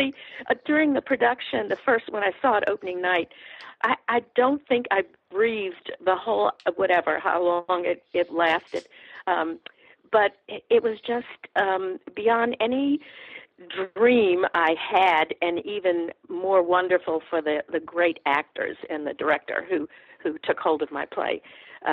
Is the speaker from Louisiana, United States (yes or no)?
yes; New Orleans, Louisiana, United States; now in Atlanta, United States; I'm from New Orleans, and my mother's people are in the Cajun country in Southwest Louisiana.